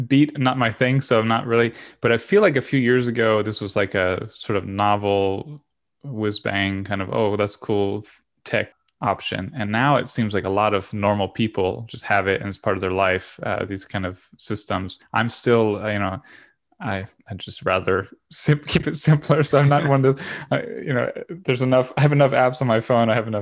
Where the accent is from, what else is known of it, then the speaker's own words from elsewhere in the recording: Florida, United States; moved away; I'm from Florida